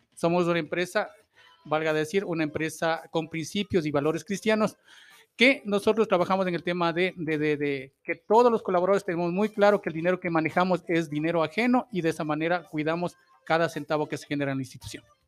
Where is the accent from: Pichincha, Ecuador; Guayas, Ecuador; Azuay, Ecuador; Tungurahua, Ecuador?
Tungurahua, Ecuador; Ambato; como parte de, de, de esa ciudad, soy ambateño